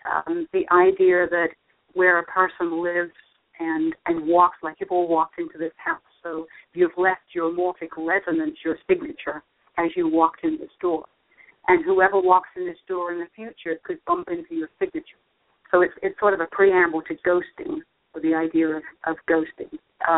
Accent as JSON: {"language": "English", "region": "London", "country": "United Kingdom", "tie": "born or raised there", "also_born_or_lived": "northern New Jersey / Washington, D.C. / Charlotte, North Carolina", "moved": "as an adult", "lives_now": "Richmond, United States", "said": "I remember growing up in London playing with unexploded bombs the Germans had dropped."}